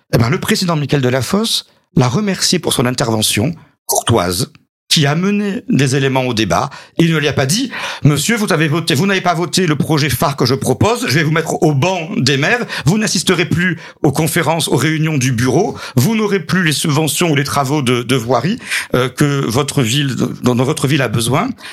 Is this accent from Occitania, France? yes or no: yes; Clapiers, Occitania, France; also born or lived in Montpellier / Jacou; je suis né à Montpellier, j'ai grandi à Clapier, je suis le maire de Jacou